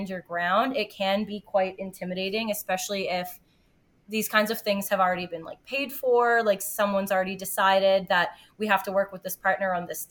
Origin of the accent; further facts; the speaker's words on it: Ontario, Canada; I grew up in Ontario, and so my cottage is on the Great Lakes, and I grew up swimming there